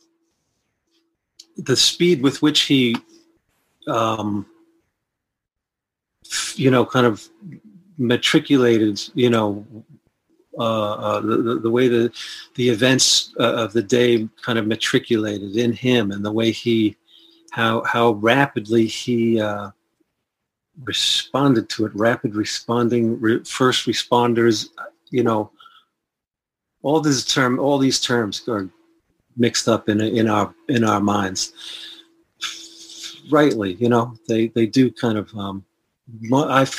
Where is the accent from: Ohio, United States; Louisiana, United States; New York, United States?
New York, United States; New York City; I'm from the Bronx, and that's part of New York City. And I had a Catholic upbringing